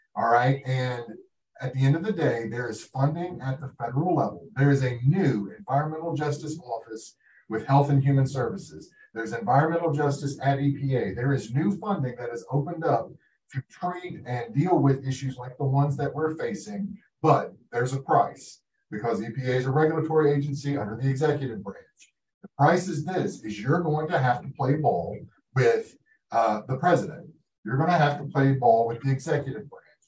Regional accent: Appalachia, United States; also born or lived in Pike County, Kentucky; I am Appalachian

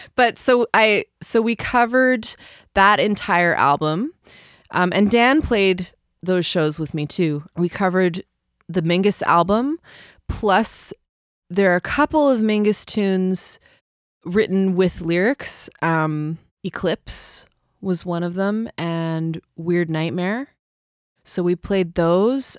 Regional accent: Vancouver, British Columbia, Canada; moved away as an adult; also born or lived in New Zealand / London; now in Montreal, Canada; Vancouver will always be home, I think. It'll always be my hometown.

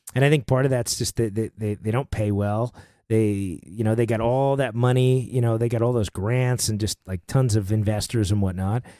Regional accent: New York, United States; moved away as an adult; now in Nashville, United States; I'm, I'm from New York originally, right? I grew up there and, uh, been in Nashville for almost ten years

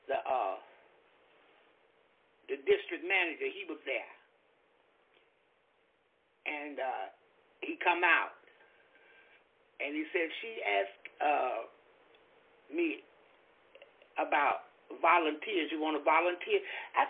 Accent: Florida, United States; I'm from Florida

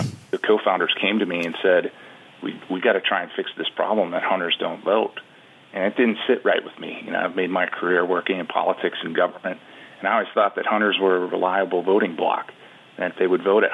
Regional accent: Wisconsin, United States; My home state of Wisconsin

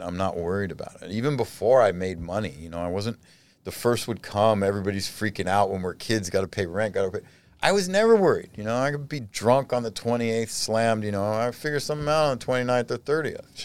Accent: United States; I'm American. In prison or not, I'm a fucking American.

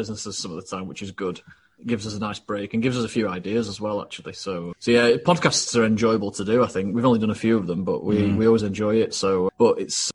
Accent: Doncaster, Yorkshire and the Humber, United Kingdom; Born and bred in Doncaster

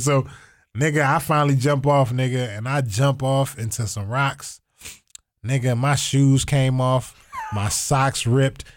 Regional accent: Toledo, Ohio, United States; I am in Toledo because I'm from Toledo

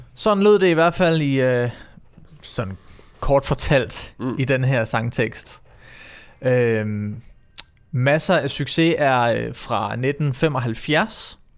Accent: Herfølge, Zealand, Denmark; also born or lived in Roskilde / Sorø; jeg, er jo opvokset i Herfølge

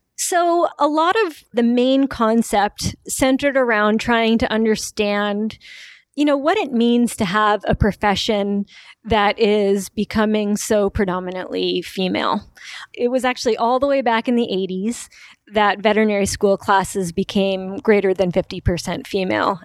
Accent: New York, United States; moved away as an adult; also born or lived in Wisconsin; I grew up in New York

